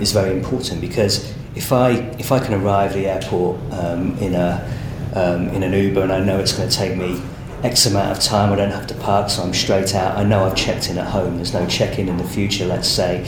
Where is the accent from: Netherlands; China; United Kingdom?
United Kingdom; Rugby, West Midlands; moved away as an adult; now in Sydney, Australia; I grew up in Rugby, which is a, a town in central England, um, home of the game